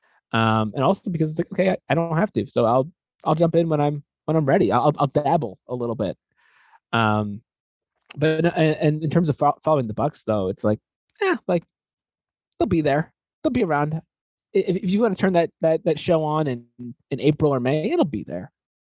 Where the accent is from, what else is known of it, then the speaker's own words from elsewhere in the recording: Connecticut, United States; moved away; I grew up in Connecticut, like, big college basketball state